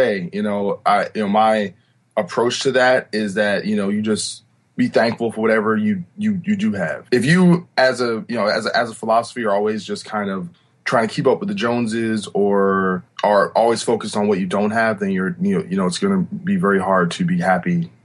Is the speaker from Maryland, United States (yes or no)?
no; New Brunswick, New Jersey, United States; also born or lived in Rahway, New Jersey; I was born in Rahway, New Jersey, but grew up in New Brunswick, New Jersey